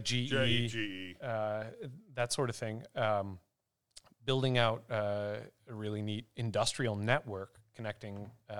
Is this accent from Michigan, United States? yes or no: yes; Cedar Springs, Michigan, United States; also born or lived in Grand Rapids, Michigan; Sold the house that I grew up in downstate in Cedar Springs, the red flannel capital of, they claimed the world, at least the red flannel capital of Michigan.